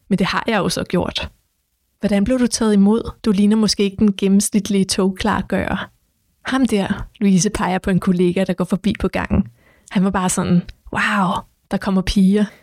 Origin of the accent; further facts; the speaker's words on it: Copenhagen, Capital Region of Denmark, Denmark; så var der også en, der havde spurgt, om jeg var fra Nørrebro. Han kunne høre det med det samme på mig, at jeg var fra Nørrebro.